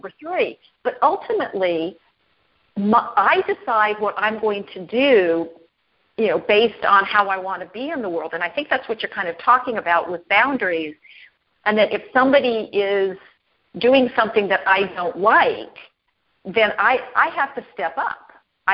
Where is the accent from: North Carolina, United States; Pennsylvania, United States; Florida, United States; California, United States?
California, United States; Los Angeles; moved away; I was born and raised in Los Angeles. That's where I learned to drive. I don't live in Los Angeles anymore